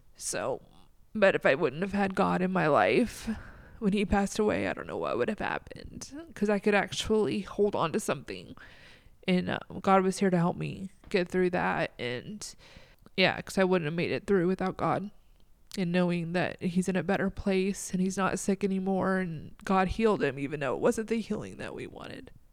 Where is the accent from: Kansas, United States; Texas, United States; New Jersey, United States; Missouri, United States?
Texas, United States; Troy; born or raised there; moved away as an adult; also born or lived in Anaheim, California; now in Iowa, United States